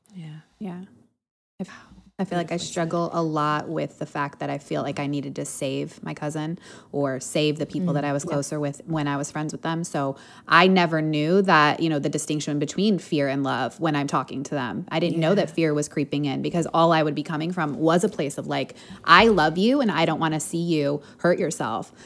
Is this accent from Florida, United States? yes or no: no; Chicago, Illinois, United States; I'm from Chicago, so I'm from the Midwest